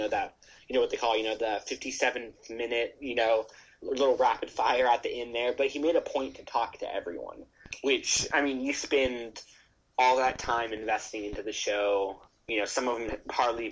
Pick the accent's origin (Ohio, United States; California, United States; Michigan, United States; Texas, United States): California, United States; I'm from California